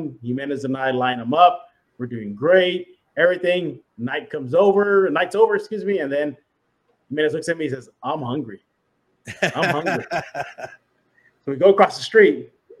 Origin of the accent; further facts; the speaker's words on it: San Antonio, Texas, United States; moved away as an adult; now in New York, United States; grew up in San Antonio. But I'm a Southsider.